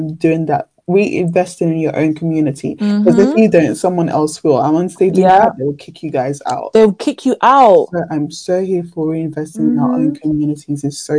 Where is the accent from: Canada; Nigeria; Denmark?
Nigeria; moved away; I feel like I have to literally start with my hometown. So when I think of helping out, I'm thinking Nigeria.